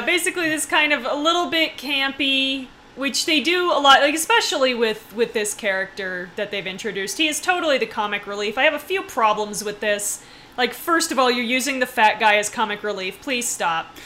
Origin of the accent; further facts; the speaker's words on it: United States; I'm the American who doesn't speak German